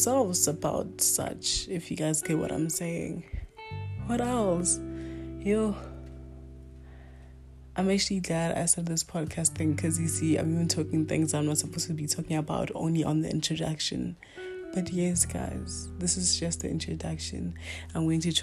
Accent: Limpopo, South Africa; first language Northern Sotho (Pedi); English is a second language; now in Johannesburg, South Africa; I was born in Limpopo. My language, or my culture, is Bedi.

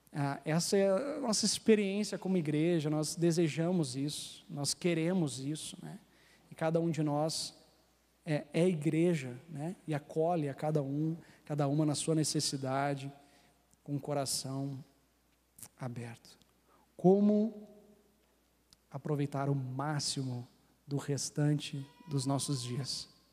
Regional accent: Rio Grande do Sul, Brazil; eu sou gaúcho

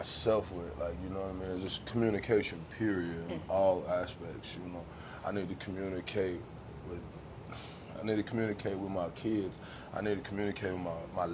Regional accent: Riviera Beach, Florida, United States; I'm from inside of my town, inside of Palm Beach County, is Riviera Beach, Florida

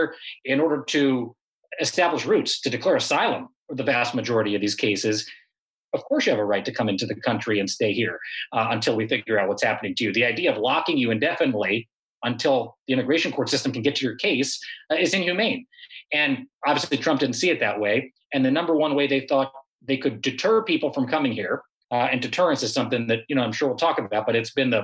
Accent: Southern California, United States; I'm from Southern California.

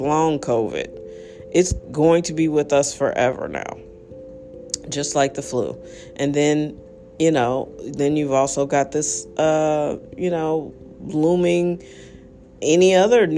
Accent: United States; as an American

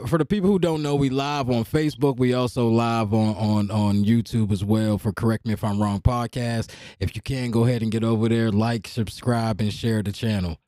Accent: Hopewell, Pennsylvania, United States; I'm from Hopewell

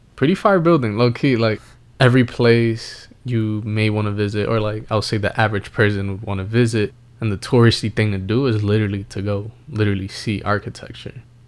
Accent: New York City, New York, United States; we grew up in New York City

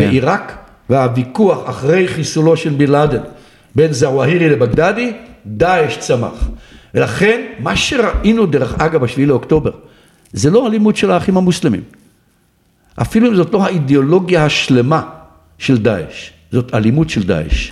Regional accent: Ma'agan, Northern District, Israel; אני גדלתי בקיבוץ מעגן

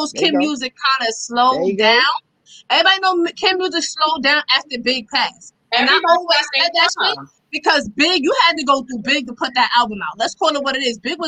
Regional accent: New York City, New York, United States; I'm from Queens.

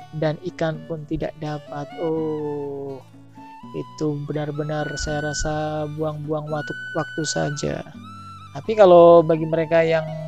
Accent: Pulau Aceh, Indonesia; Daerah saya ini, tempat Pulau Aceh ini memang langsung berbatasan dengan Samudra India.

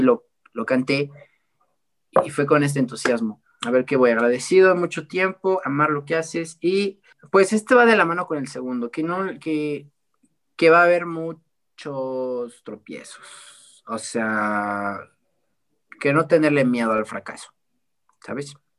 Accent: Puebla, Mexico; aquí yo soy de Puebla

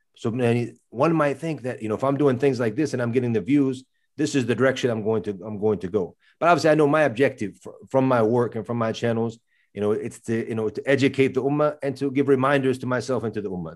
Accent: United States; accent: American; my accent obviously is American, 'cause that's where I grew up.

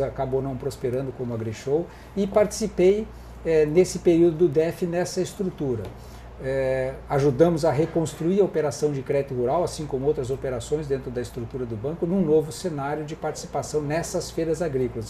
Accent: Porto Alegre, Rio Grande do Sul, Brazil; eu sou eu sou gaúcho, nasci aqui em Porto Alegre em 1960

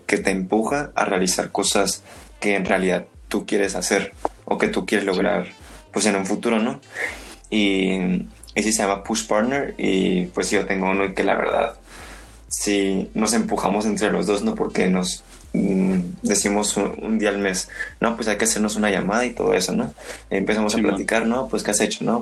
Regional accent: Mexico; como mexicanos

